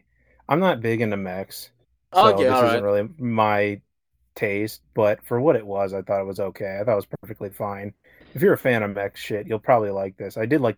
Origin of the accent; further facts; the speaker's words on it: United States; as an American